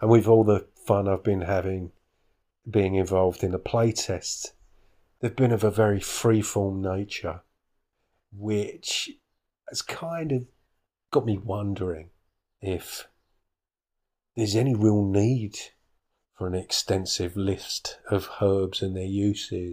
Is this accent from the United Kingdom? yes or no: yes; United Kingdom; I'm British